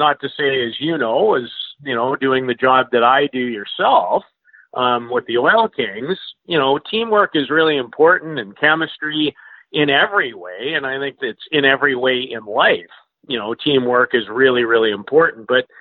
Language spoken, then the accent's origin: English; Saskatoon, Saskatchewan, Canada; the team that I absolutely despised growing up in Saskatoon was the Regina Pats